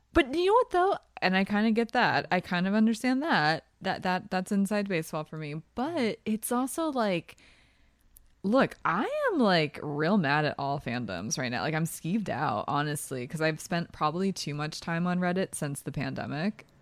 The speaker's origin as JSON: {"language": "English", "town": "New Hope", "region": "Pennsylvania", "country": "United States", "said": "I am from New Hope, Pennsylvania."}